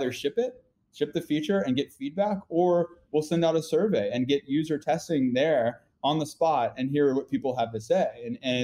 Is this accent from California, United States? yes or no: no; North Carolina, United States; I'm from North Carolina